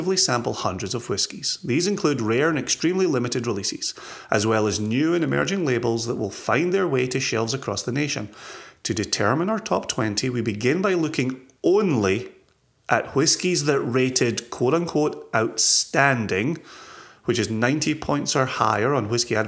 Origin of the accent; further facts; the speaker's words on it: Scotland, United Kingdom; moved away; my home country